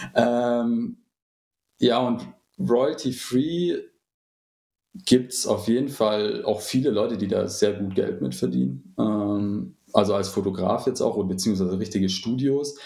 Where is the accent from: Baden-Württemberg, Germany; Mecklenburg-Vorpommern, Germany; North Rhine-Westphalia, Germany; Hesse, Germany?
Baden-Württemberg, Germany; Stuttgart area; hier, wo ich herkomme, also so aus dem Raum Stuttgart